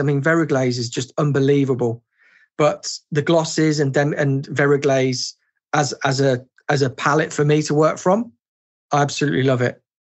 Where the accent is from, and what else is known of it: England, United Kingdom; born or raised there